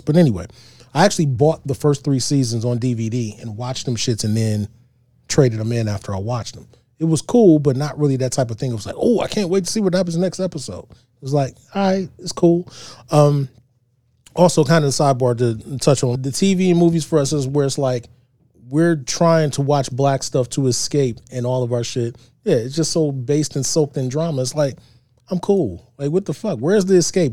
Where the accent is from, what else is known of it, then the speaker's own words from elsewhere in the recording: East Cleveland, Ohio, United States; I grew up in East Cleveland.